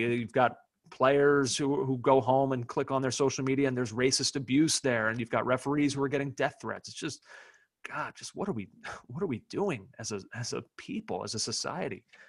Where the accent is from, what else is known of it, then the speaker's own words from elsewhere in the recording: United States; as an American fan